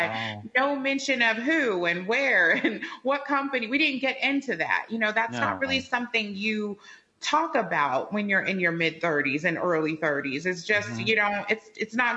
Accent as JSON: {"language": "English", "town": "Chicago", "region": "Illinois", "country": "United States", "said": "We're both from the Midwest. I'm from Chicago"}